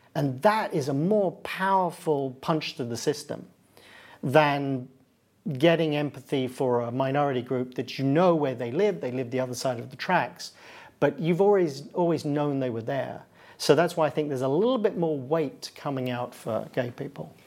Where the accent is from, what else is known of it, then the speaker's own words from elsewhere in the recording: United Kingdom; now in United States; where I live and where I'm from, I'm from Britain, I live in the United States.